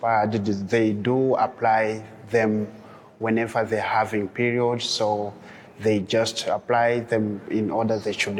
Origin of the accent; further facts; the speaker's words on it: DR Congo; now in Dzaleka, Malawi; I'm coming from DRC.